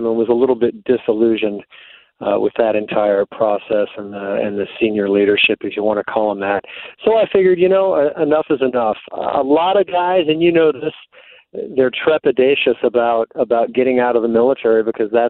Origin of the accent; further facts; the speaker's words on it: East Coast, United States; moved away as an adult; also born or lived in Texas; I grew up on the East Coast, but I went to college in Texas